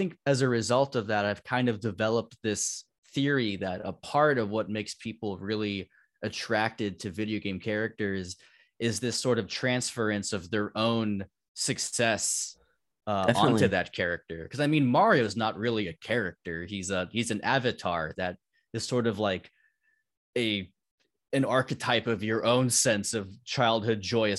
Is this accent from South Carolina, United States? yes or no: no; Palos Verdes, California, United States; also born or lived in Torrance; Yeah, LA County. I grew up in the Torrance area, mainly in Palos Verdes most of my life.